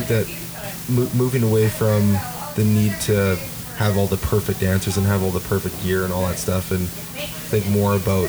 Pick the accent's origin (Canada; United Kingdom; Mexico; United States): Canada; Castlegar, British Columbia; I'm born and raised here, and you know, growing up, there wasn't really ever like a strong sense of community here.